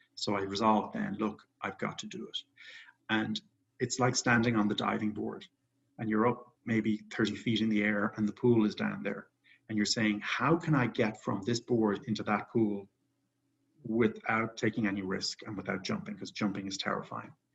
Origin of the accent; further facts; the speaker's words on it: Ireland; moved away; I grew up in Ireland. I'm actually back in Ireland right now